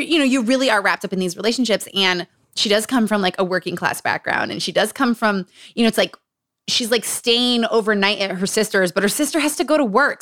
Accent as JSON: {"language": "English", "region": "Utah", "country": "United States", "tie": "born or raised there", "said": "Growing up in Utah."}